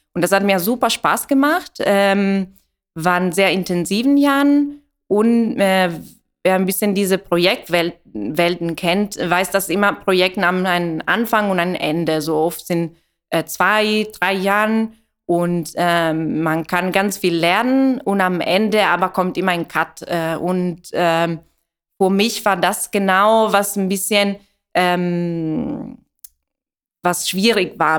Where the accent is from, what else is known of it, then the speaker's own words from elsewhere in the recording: Italy; German is a second language; moved away; ich komme aus Italien